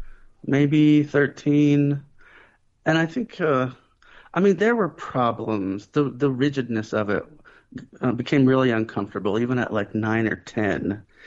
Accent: Eldorado, Illinois, United States; born or raised there; also born or lived in Harrisburg, Illinois

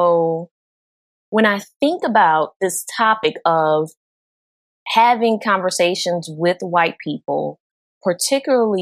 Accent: New Orleans, Louisiana, United States; I'm from New Orleans, and New Orleans has been predominantly Black

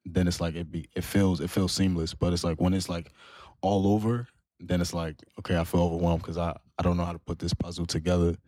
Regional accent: New York, United States; growing up as a Muslim, as a, as a Malian, but also growing up in Harlem.

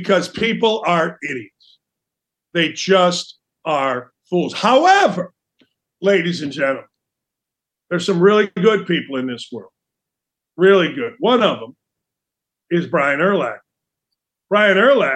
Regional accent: Gary, Indiana, United States; growing up in Gary, Indiana, I was a Bears fan

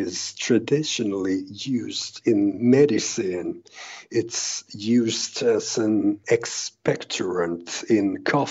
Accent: Helsinki, Uusimaa, Finland; I'm from Helsinki, Finland

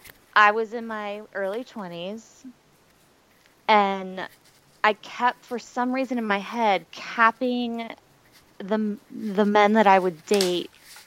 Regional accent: Wilmington, North Carolina, United States; now in Charleston, United States; once I turned 25, I moved to Charleston from Wilmington, North Carolina. Mm-hmm. And so I've always been on the coast.

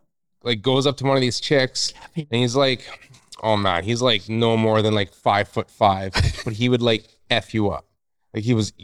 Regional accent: Northwest Territories, Canada; now in Revelstoke, Canada; So I'm originally from Northwest Territories

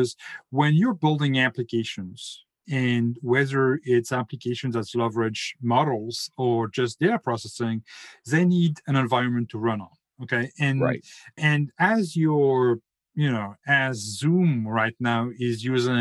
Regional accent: France; English is a second language; now in North Carolina, United States; as my accent is a bit of a treason for me, I'm French, but I now live in the US, in North Carolina

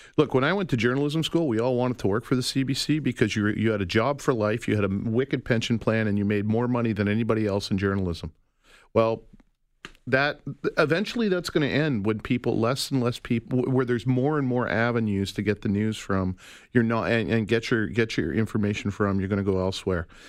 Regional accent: Calgary, Alberta, Canada; I'm from Calgary. I grew up in Calgary

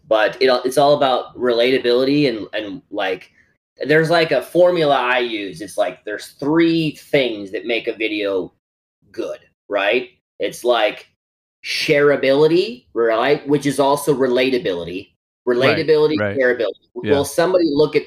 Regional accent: Howard, South Dakota, United States; moved away as an adult; also born or lived in Los Angeles; I'm from rural South Dakota, like a town of 800 people.

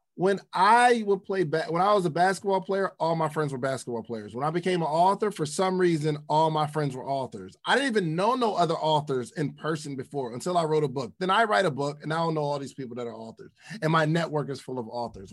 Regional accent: the North, United States; I'm from the North

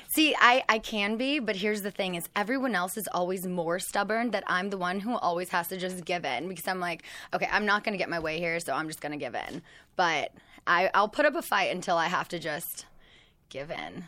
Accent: West Coast, United States; growing up on the West Coast

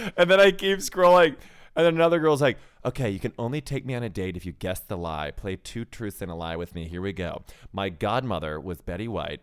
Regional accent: Chicago, Illinois, United States; Chicago, from Chicago

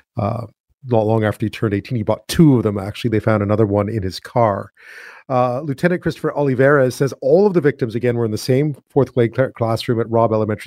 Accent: Montreal, Quebec, Canada; moved away; I'm from Montreal, so not too far away

